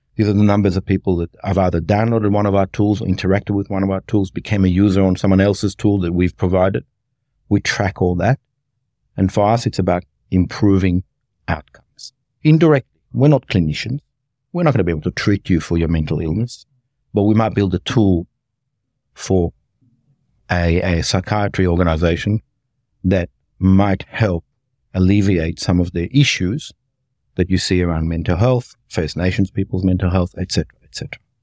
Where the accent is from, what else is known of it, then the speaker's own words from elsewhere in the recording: Cardross, Victoria, Australia; now in Melbourne, Australia; I grew up in a place called Cardross, which is just outside Muldrow